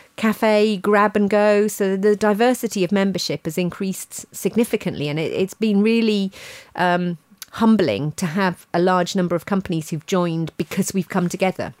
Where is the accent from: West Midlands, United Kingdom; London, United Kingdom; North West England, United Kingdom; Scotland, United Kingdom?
London, United Kingdom; Ealing; my hometown of, of Ealing